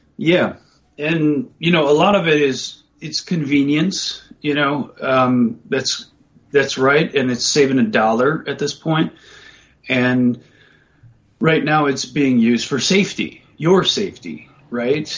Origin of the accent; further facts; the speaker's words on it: United States; growing up in the United States